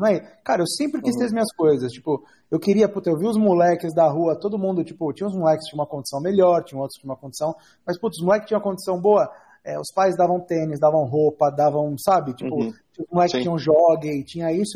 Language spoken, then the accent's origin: Portuguese; São Paulo, Brazil; eu sou nascido e criado na Zona Leste de São Paulo